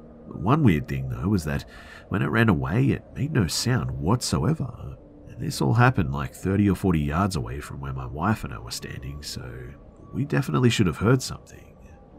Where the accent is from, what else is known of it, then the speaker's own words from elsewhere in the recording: Houston, Texas, United States; I was born and raised in Houston, but I've spent a lot of time hunting and living in Colorado for a year now